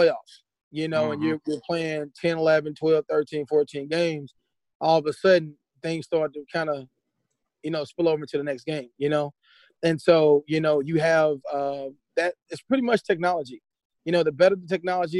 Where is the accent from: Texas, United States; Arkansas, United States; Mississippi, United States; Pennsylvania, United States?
Mississippi, United States; moved away; also born or lived in St. Louis, Missouri / Berkeley / Columbia, Missouri; I'm originally from Mississippi, and moving to St. Louis